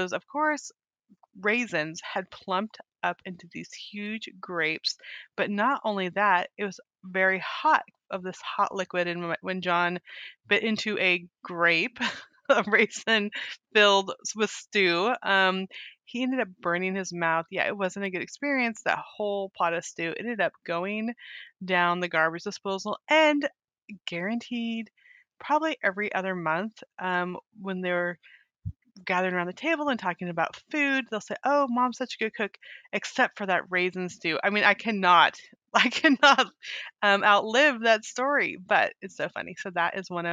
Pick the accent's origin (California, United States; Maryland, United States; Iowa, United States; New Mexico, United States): California, United States; Weed; I grew up in Northern California in a town called Weed